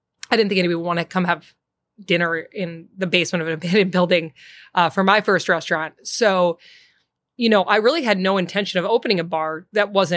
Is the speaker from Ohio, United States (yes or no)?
no; Boston, Massachusetts, United States; moved away as an adult; also born or lived in New York / Los Angeles; now in Chicago, United States; I grew up in Boston